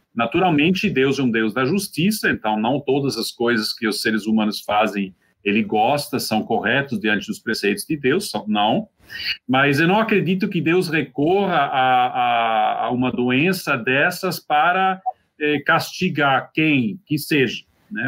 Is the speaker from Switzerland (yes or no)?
yes; Switzerland; moved away; also born or lived in Brazil; sou suíço e, entre mentes, também brasileiro